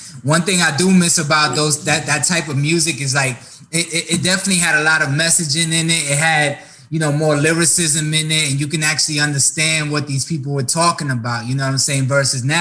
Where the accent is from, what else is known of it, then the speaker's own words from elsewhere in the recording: New York, United States; moved away; I'm originally from New York